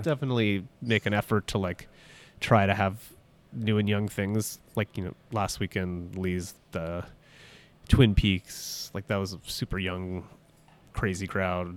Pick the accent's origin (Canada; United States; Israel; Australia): Canada; Toronto, Ontario; also born or lived in Halifax; I grew up in Toronto